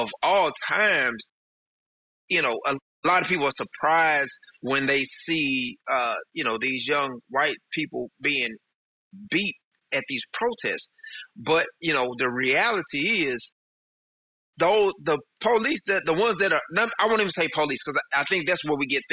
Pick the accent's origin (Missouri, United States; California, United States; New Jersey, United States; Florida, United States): Missouri, United States; St. Louis; moved away as an adult; now in Texas, United States; we moved from St. Louis down to Texas, and so I'm in a totally different environment